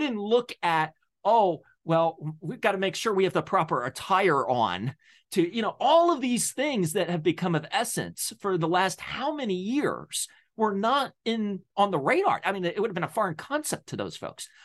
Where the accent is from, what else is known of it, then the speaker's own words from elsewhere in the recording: Delaware, United States; now in Pennsylvania, United States; I was born in Delaware. I now live in P A.